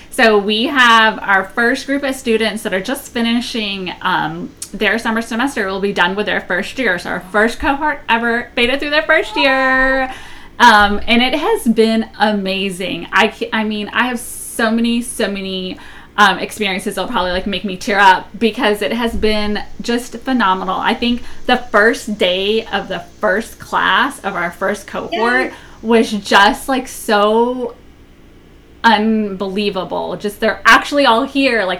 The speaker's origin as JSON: {"language": "English", "town": "New Orleans", "region": "Louisiana", "country": "United States", "tie": "born or raised there", "said": "I was born in New Orleans"}